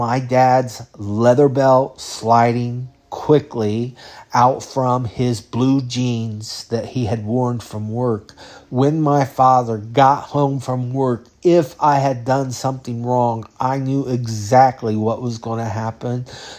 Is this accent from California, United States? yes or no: yes; California, United States; I learned about fatherhood in California. I learned about growing up in California.